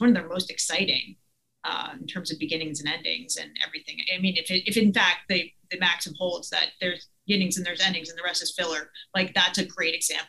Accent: Long Island, New York, United States; I'm from Long Island. I mean, I grew up going to Broadway shows.

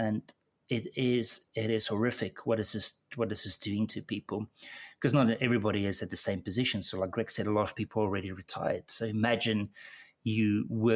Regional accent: South Africa; moved away as an adult; my accent probably gave it away, but I was born in South Africa

